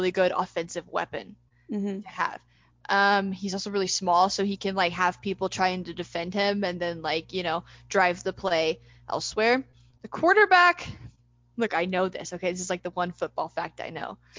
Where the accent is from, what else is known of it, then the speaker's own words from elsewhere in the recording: Scotland, United Kingdom; I'm Scottish